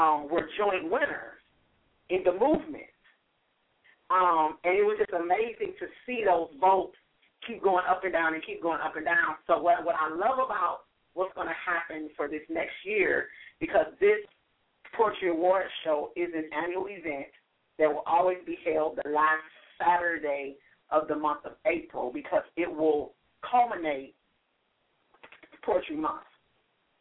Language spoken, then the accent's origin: English; St. Louis, Missouri, United States; now in Miami, United States; in St. Louis, Missouri, which is my hometown.